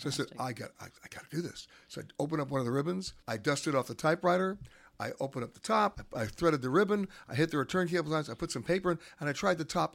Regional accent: New York City, New York, United States; I grew up in Manhattan.

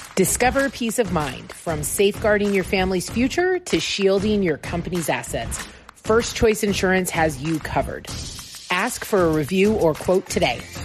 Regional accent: Oregon, United States; now in Las Vegas, United States; I grew up in Oregon, so I'm very familiar with little tiny towns

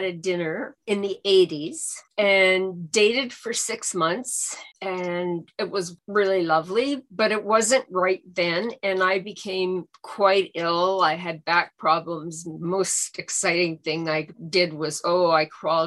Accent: Cochrane, Ontario, Canada; moved away as an adult; now in North Bay, Canada; I grew up in Cochrane, Ontario.

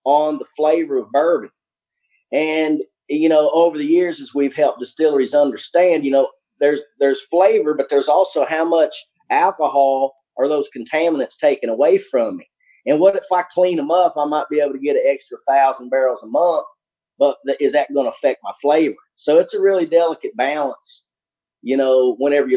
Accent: Albany, Kentucky, United States; also born or lived in Covington, Kentucky; where I grew up in South Central Kentucky, Albany, Kentucky, you tend to get a little bit more of the accent going on there

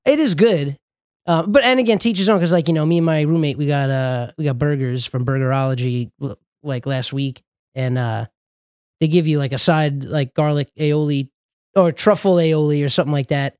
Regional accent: Los Angeles, California, United States; now in New York, United States; I probably consider myself more of a friggin', uh, Angelino because I had probably the most formative years of my life out there.

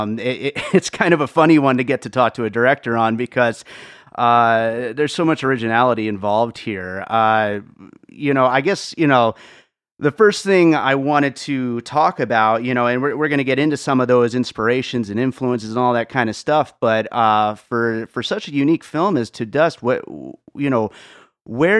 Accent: Pennsylvania, United States; also born or lived in Brooklyn, New York; I was born in Brooklyn and grew up in Pennsylvania

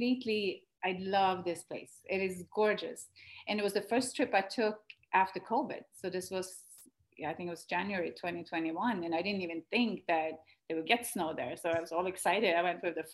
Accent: Sweden; moved away as an adult; Sweden when we were home in my home country

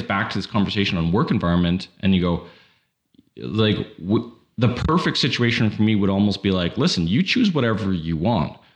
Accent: Canada; as a Canadian

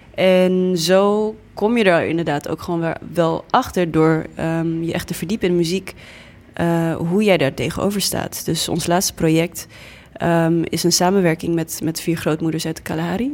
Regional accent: Groningen, Netherlands; Dutch is a second language; also born or lived in Namibia; now in Amsterdam, Netherlands; kwam dan eh, in, eh, in Groningen op school

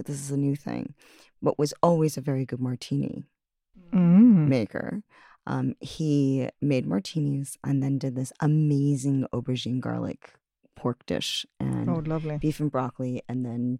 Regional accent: United States; I'm an American food writer.

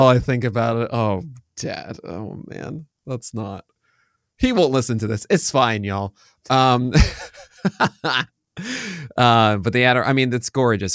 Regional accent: New York, United States; I'm from New York

